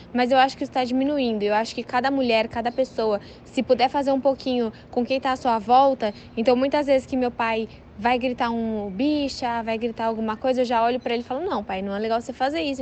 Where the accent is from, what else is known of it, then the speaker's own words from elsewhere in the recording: São Paulo, Brazil; Eu sou de São Paulo